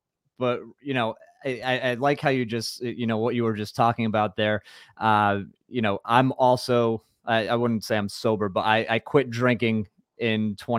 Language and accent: English; Rhode Island, United States; because I'm from Rhode Island